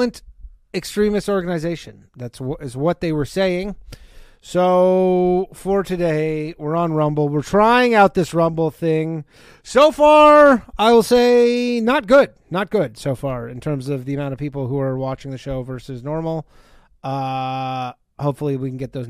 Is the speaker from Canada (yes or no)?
yes; Burlington, Ontario, Canada; moved away; I will be in my hometown